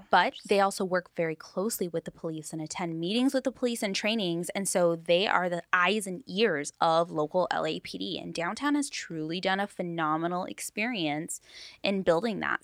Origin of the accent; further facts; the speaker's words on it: Long Beach, California, United States; I grew up in Paramount, North Long Beach